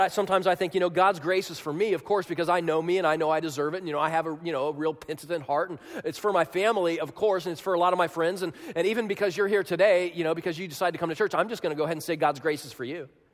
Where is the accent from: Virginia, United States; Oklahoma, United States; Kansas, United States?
Kansas, United States; moved away as an adult; also born or lived in Chicago, Illinois; my house in Manhattan, Kansas, they call it the Little Apple